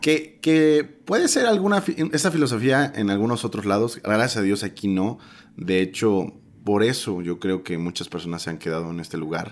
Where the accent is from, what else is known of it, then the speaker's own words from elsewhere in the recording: Mexico; como mexicanos